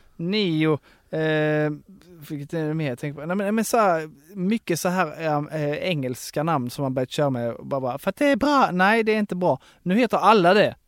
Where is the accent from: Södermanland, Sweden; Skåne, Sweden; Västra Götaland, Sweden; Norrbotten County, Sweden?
Skåne, Sweden; Broby; hemma i Broby